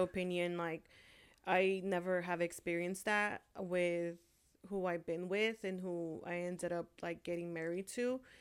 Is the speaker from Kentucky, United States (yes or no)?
no; California, United States; also born or lived in Honduras; I was born in Honduras, and I was raised here in California